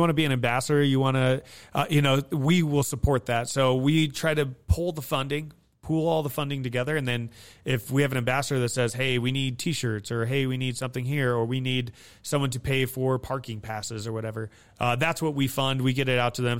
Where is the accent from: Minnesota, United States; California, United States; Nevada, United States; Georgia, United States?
Nevada, United States; Hawthorne; also born or lived in Fernley, Nevada; I grew up in Hawthorne, Nevada